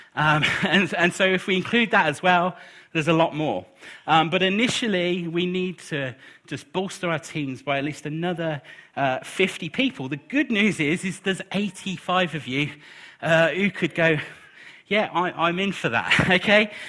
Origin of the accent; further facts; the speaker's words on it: United Kingdom; we're British